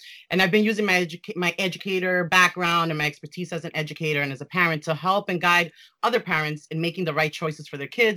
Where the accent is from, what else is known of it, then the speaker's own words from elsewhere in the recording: New York City, New York, United States; I was raised in New York City, live in New York City